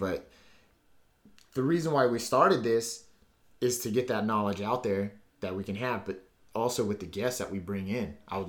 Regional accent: Southern California, United States; my family's back east, but my father was adopted. So I grew up in Southern California

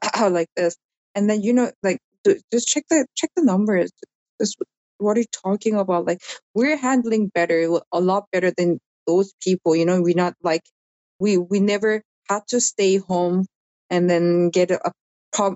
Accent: South Korea; moved away; also born or lived in Australia / Dubai; I'm from this country

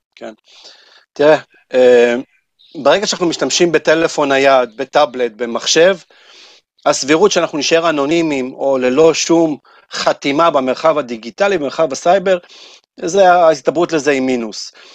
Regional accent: Israel; כשאתה אומר שאתה מישראל

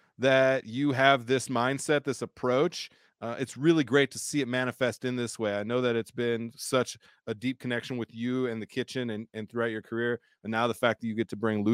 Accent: San Diego, California, United States; now in Colorado, United States; growing up in San Diego

